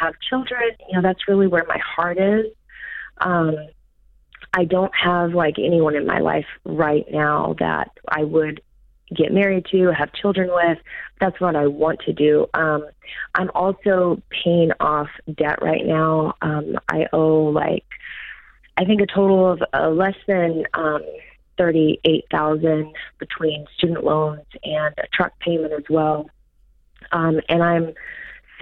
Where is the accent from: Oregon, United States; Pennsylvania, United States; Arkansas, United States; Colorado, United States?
Arkansas, United States; I'm from Arkansas